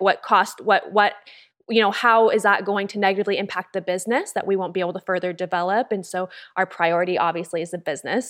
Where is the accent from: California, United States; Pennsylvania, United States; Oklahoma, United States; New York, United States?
California, United States; moved away as an adult; also born or lived in Los Angeles; now in Austin, United States; I'm from California originally.